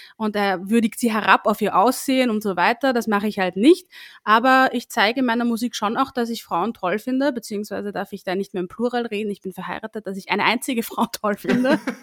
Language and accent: German; Linz, Upper Austria, Austria; moved away as an adult; now in Vienna, Austria; ich ursprünglich aus Oberösterreich komme, eigentlich aus Linz. Hin und wieder hört man das auch raus, wenn ich spreche